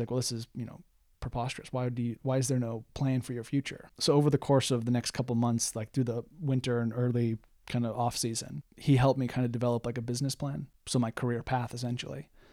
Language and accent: English; United States; moved away as an adult; being an American living in a foreign country